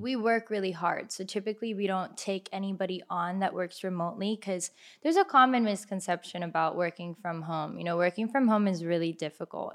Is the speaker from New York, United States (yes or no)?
no; Miami, Florida, United States; born or raised there; also born or lived in Kendall / Orlando